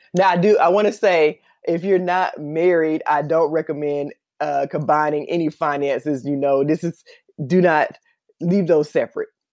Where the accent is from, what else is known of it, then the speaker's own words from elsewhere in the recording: Columbus, Georgia, United States; moved away as an adult; also born or lived in Atlanta, Georgia; now in Los Angeles, United States; I'm actually from Columbus, Georgia, and I moved to Los Angeles, California